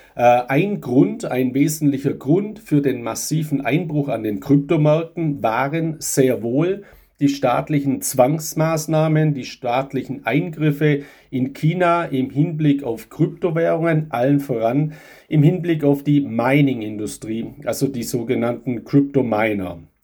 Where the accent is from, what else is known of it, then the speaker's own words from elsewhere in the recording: Germany; bei uns in Europa, gerade in Deutschland